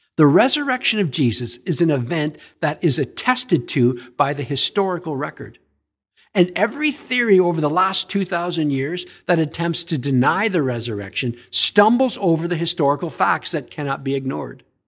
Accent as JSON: {"language": "English", "town": "Stratford", "region": "Ontario", "country": "Canada", "tie": "born or raised there", "said": "I was raised in Stratford, Ontario"}